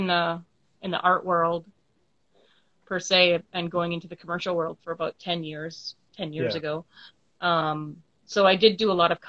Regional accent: Saskatoon, Saskatchewan, Canada; also born or lived in Toronto; I'm from Saskatoon, Saskatchewan, Canada

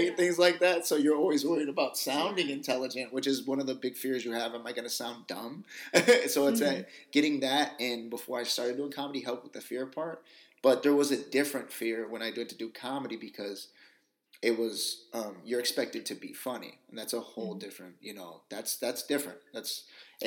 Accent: Union City, California, United States; I'm from Union City, so East Bay, and I've always been here.

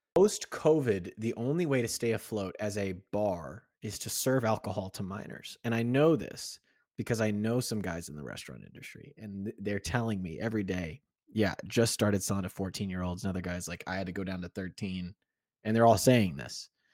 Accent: Kansas City, United States; moved away as an adult; When I was probably from the age of thirteen to about twenty-one when I left Kansas City, there was a barbershop that I would go to in my hometown.

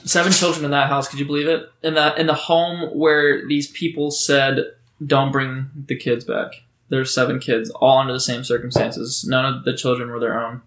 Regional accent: Oregon, Ohio, United States; also born or lived in Memphis, Tennessee; I grew up for the most part in a small town called Oregon. That's a, in Ohio, the greatest state

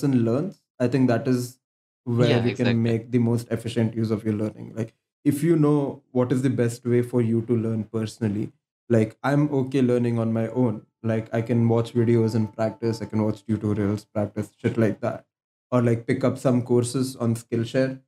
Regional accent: Bangalore, Karnataka, India; I'm from Bangalore

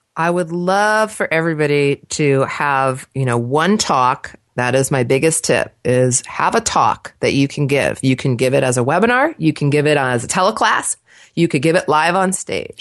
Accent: Los Angeles, California, United States; accent: Valley girl; moved away as an adult; also born or lived in New Jersey; now in Portland, United States; I was actually born in New Jersey, transplanted to Los Angeles, so I was raised in Southern California by two New Yorkers

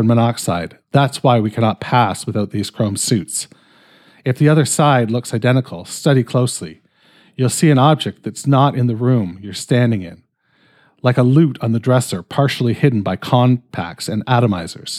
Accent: Canada; I'm fucking Canadian.

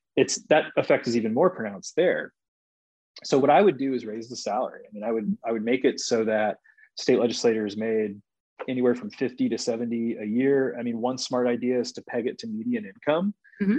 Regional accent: Cobb County, Georgia, United States; I grew up in Cobb County and went to high school in the metro area

